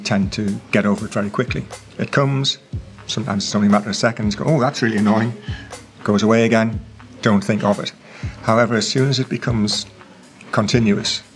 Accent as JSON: {"language": "English", "region": "England", "country": "United Kingdom", "said": "I'm from England"}